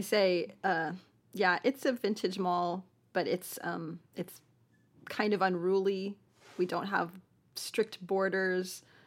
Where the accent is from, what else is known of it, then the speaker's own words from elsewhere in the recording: Buffalo, New York, United States; moved away as an adult; also born or lived in Manhattan, New York / Tucson, Arizona; now in Wichita Falls, United States; from Buffalo